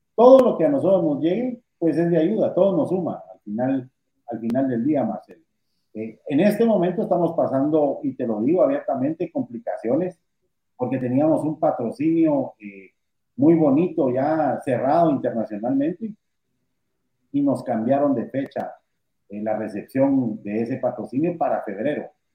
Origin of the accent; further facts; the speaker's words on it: Guatemala; Yo vivo orgulloso de ser guatemalteco. Yo, yo le digo a la gente, soy más guatemalteco que los frijoles